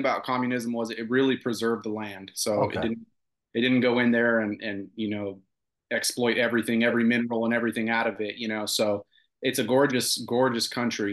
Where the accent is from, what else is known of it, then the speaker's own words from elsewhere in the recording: Westminster, California, United States; moved away as an adult; also born or lived in Romania; now in Texas, United States; We ended up in Southern California. I grew up in Orange County